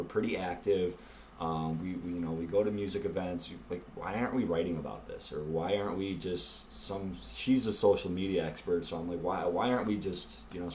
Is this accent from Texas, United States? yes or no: no; Niagara County, outside Buffalo, New York, United States; moved away as an adult; now in Buffalo, United States; So we were both sort of back in the Buffalo area, growing up outside of Buffalo in the Niagara County region.